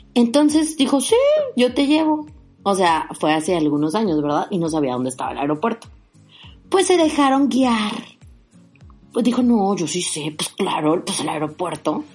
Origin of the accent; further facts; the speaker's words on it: Parás, Nuevo León, Mexico; also born or lived in Mexico City; now in Monterrey, Mexico; en Parás, de donde yo soy